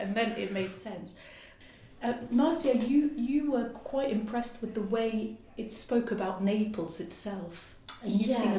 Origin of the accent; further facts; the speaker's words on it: Lebanon; moved away; I'm originally from Lebanon, so we're Mediterranean